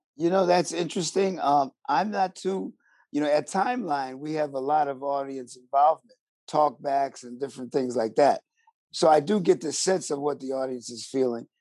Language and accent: English; Buffalo, New York, United States; I'm from Buffalo, New York, which is a little different